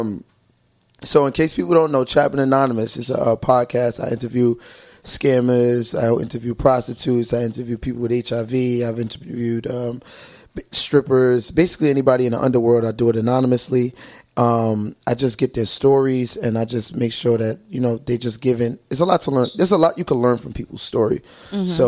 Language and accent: English; New York City, New York, United States; I'm from Brooklyn.